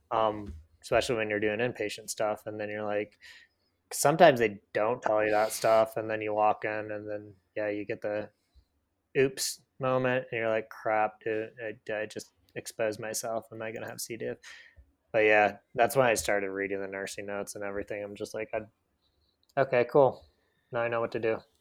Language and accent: English; Michigan, United States; moved away; where I grew up in Michigan